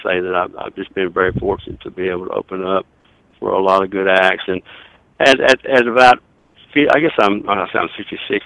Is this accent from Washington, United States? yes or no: no; Lower Arkansas, United States; I grew up down in Lower Arkansas